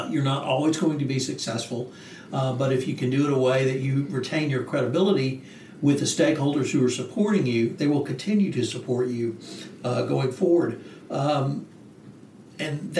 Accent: the South, United States; as a Southerner

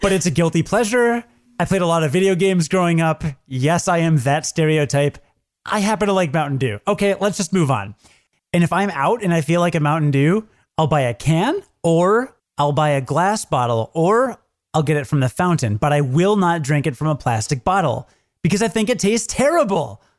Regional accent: Midwest, United States; I'm from the Midwest, so I call soda pop

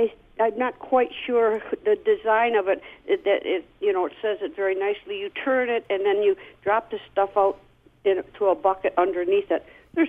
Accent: United States; I am an American.

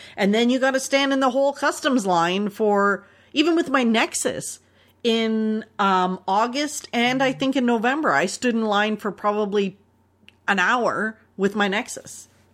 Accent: Canada; accent: Canadian; our Canadian accents

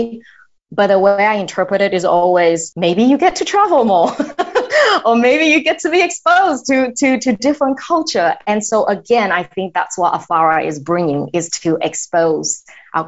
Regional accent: Australia; accent: culturally confused; English is a second language; moved away as an adult; also born or lived in Taiwan; now in United States; I'm originally from Taiwan, and I grew up in Australia. That's why I learned my English

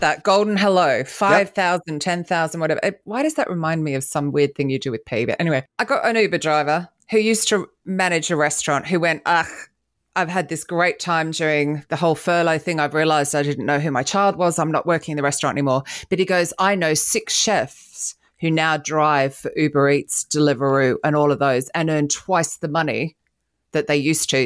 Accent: Australia; also born or lived in England; now in London, United Kingdom; I'm Australian

